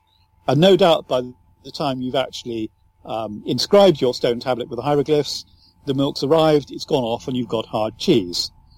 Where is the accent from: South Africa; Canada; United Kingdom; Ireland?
Ireland; I'm speaking in a flat English usage, but if you go to my home country, Ireland, and I really regret not having the Southern Irish accent, it is lyrical.